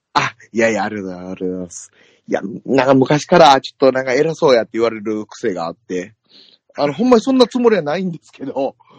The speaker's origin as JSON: {"language": "Japanese", "region": "Kansai", "country": "Japan", "accent": "Kansai-ben", "said": "僕、まあまあ関西弁"}